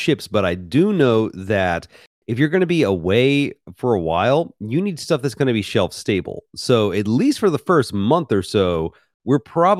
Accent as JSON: {"language": "English", "town": "Memphis", "region": "Tennessee", "country": "United States", "tie": "born or raised there", "also_born_or_lived": "Mississippi", "said": "I grew up in Memphis, Tennessee, spent a lot of time in Mississippi"}